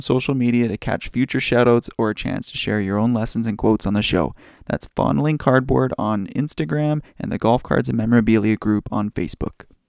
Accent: Canada; I'm Canadian

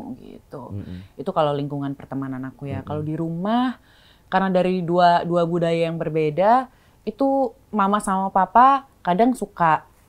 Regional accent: Bali, Indonesia; aku lahir besar di Bali

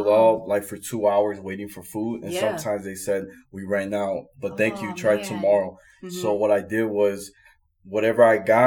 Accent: Chicago, Illinois, United States; moved away as an adult; now in Las Vegas, United States; I'm originally from Chicago.

